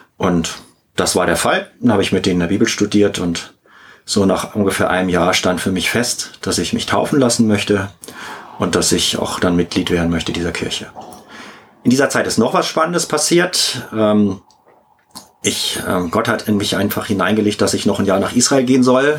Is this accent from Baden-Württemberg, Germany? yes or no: no; Hamburg, Germany; ich bin in Hamburg aufgewachsen